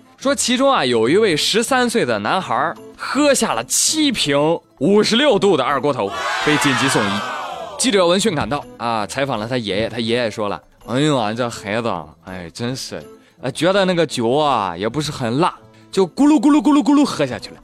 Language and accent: Chinese; China; 我们中国人